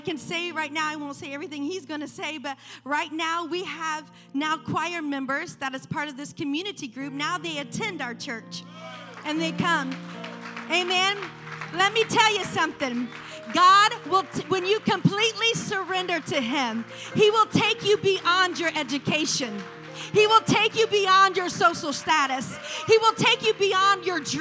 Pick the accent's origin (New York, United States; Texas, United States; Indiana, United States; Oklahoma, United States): Indiana, United States; Muncie; I grew up in Muncie, Indiana